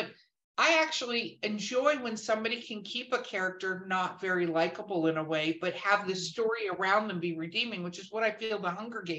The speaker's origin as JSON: {"language": "English", "region": "Minnesota", "country": "United States", "moved": "yes", "said": "I'm from Minnesota."}